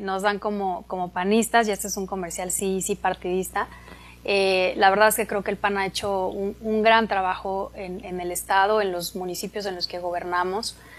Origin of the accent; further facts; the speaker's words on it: Atizapán de Zaragoza, State of Mexico, Mexico; Yo soy del Estado de México, de Atizapán